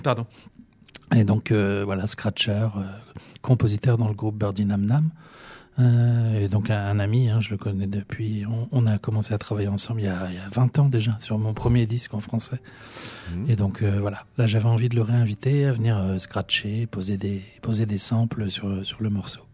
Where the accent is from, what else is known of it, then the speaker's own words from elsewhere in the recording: Orléans, Centre-Val de Loire, France; chez nous à Orléans